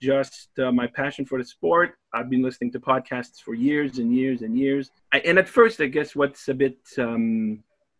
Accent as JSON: {"language": "English", "town": "Montreal", "region": "Quebec", "country": "Canada", "tie": "born or raised there", "also_born_or_lived": "Vancouver, British Columbia, Canada", "moved": "as an adult", "lives_now": "Sydney, Australia", "said": "I grew up in Montreal, Quebec, Canada."}